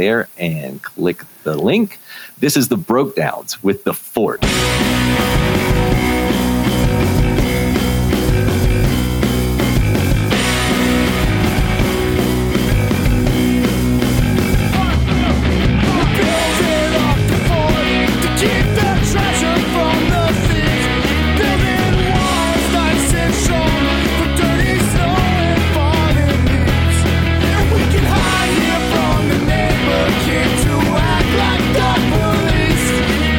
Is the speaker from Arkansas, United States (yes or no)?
no; Los Angeles, California, United States; my hometown of Los Angeles